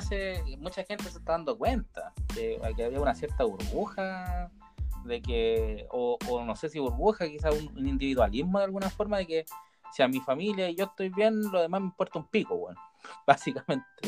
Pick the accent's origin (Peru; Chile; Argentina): Chile; acá en Chile